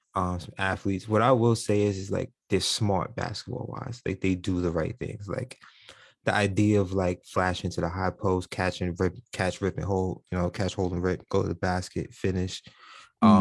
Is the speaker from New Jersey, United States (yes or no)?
no; New York City, New York, United States; moved away; growing up in New York City